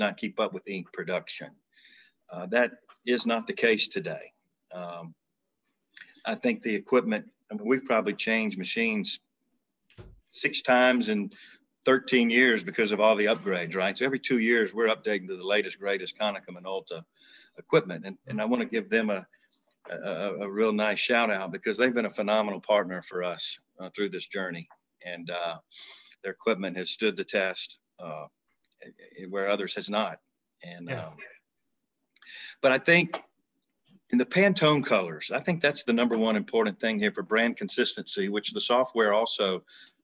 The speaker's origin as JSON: {"language": "English", "region": "Alabama", "country": "United States", "said": "we are from Alabama"}